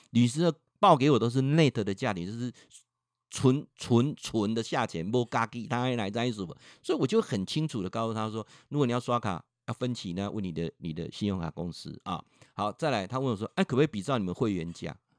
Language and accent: Chinese; Changhua County, Taiwan; 我本身在彰化住了一辈子